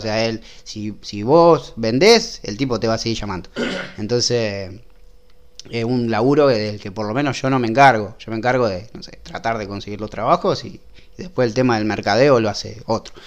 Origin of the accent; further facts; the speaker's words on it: Rosario, Santa Fe, Argentina; somos de Rosario.